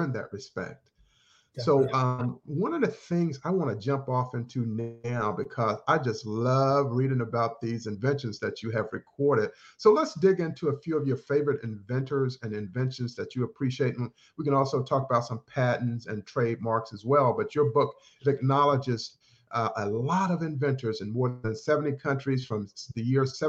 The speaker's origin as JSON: {"language": "English", "region": "North Carolina", "country": "United States", "tie": "born or raised there", "moved": "yes", "lives_now": "Washington, D.C., United States", "said": "I grew up in North Carolina"}